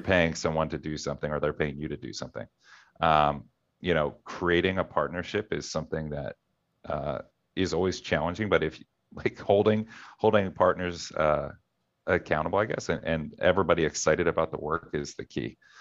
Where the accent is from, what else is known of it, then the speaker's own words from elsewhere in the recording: Philadelphia, Pennsylvania, United States; I'm from Philadelphia